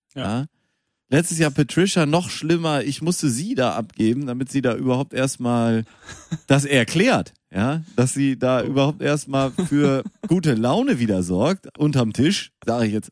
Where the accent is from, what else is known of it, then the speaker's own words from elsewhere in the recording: Münster, North Rhine-Westphalia, Germany; ich bin ja in Münster geboren.